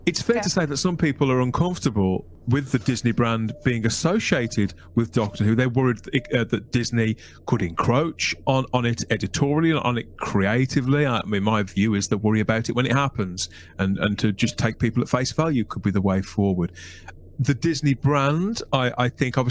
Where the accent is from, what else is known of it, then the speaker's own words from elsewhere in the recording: United Kingdom; as a Brit.